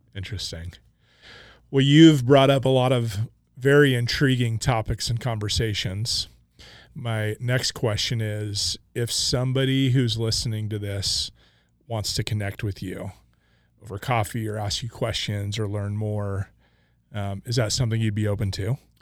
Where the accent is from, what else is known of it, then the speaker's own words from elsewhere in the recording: Coeur d'Alene, Idaho, United States; now in Boise, United States; I grew up in Coeur d'Alene, Idaho